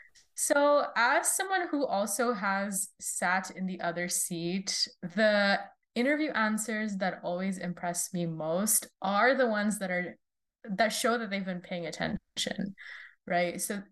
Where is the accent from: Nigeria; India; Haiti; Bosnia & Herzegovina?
India; also born or lived in Saudi Arabia; I grew up kind of all over the world. I'm originally from India, but I was born in Saudi Arabia and I moved around, flitted back from country to country.